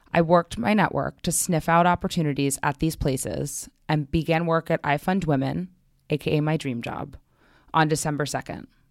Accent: New York City, New York, United States; I grew up in Manhattan. I've always been here.

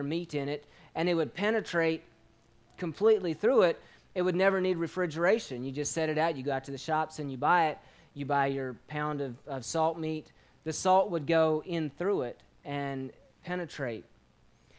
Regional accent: Madison, Virginia, United States; moved away as an adult; also born or lived in Grenada; Growing up in Virginia here across the mountain

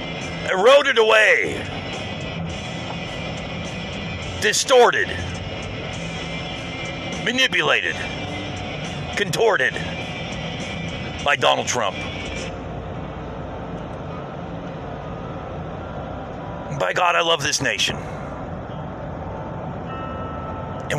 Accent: United States

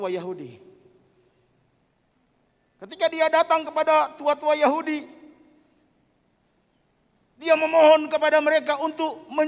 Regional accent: North Sulawesi, Indonesia; Saya datang dari Minahasa ketika putra saya sakit.

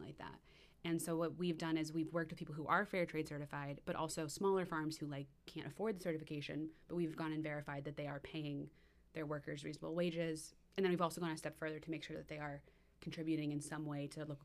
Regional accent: West Hartford, Connecticut, United States; also born or lived in New York; I'm from West Hartford initially

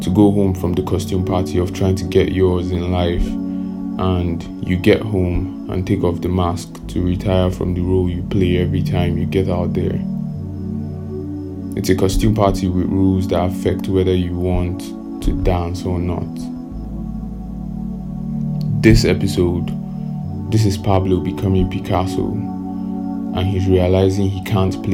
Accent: Nigeria

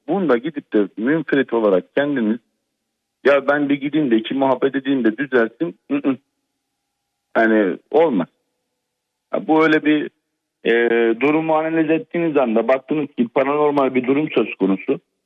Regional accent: Black Sea Region, Turkey; bizim Karadeniz'de

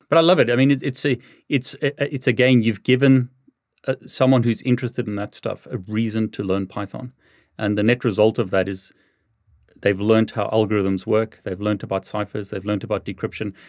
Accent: South Africa; moved away; I come from South Africa originally

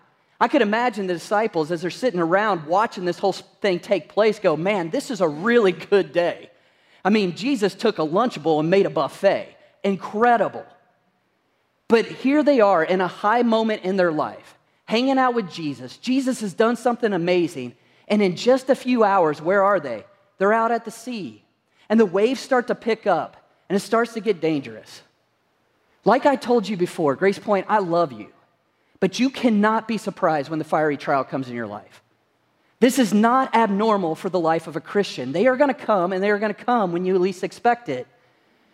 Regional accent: Kentucky, United States; moved away; I'm originally from Kentucky

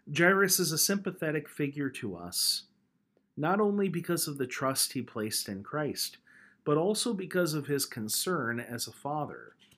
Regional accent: United States; moved away; within just a few miles of the farm where I grew up back in Logan County

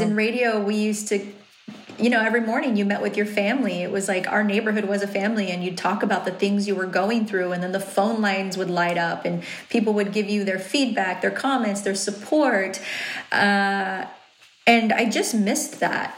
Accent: Riverside, California, United States; accent: valley; I'm from Riverside and I sound valley? Like, that's where I was born and raised.

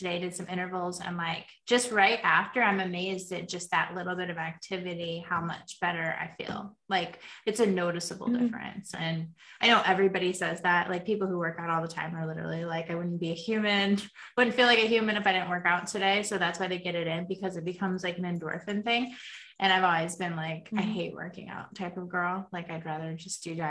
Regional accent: United States; I'm from America

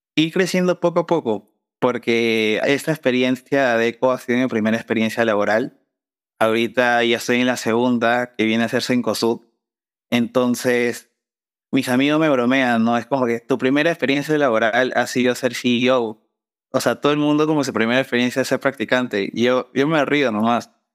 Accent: Peru; mi país

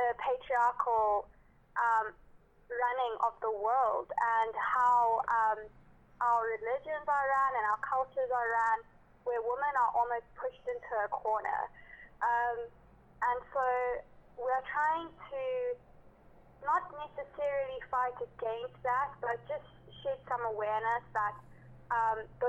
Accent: South Africa; now in Durban, South Africa; as a South African, especially as a South African woman

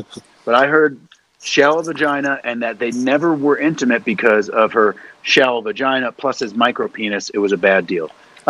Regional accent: Ireland; I'm Irish.

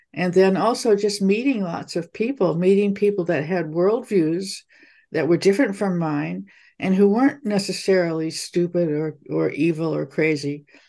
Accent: Taiwan; moved away as an adult; also born or lived in Hong Kong; I was born in Hong Kong and grew up in Taiwan. And as a teenager, went to a Christian boarding school

